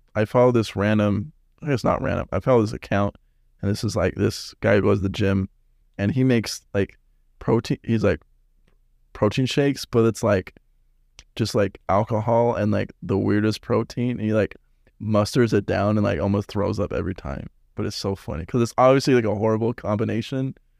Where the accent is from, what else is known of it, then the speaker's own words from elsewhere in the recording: West Jordan, Utah, United States; moved away; also born or lived in Las Vegas; I'm from Salt Lake, West Jordan.